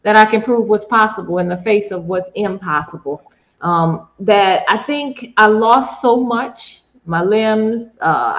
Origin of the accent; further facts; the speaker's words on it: New Orleans, Louisiana, United States; my hometown coach